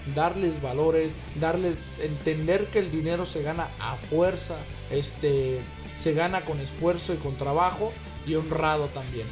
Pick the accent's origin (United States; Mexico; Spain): Mexico; moved away; como ciudadanos mexicanos